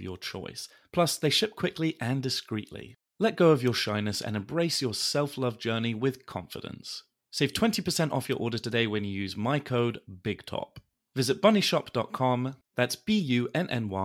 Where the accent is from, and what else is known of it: England, United Kingdom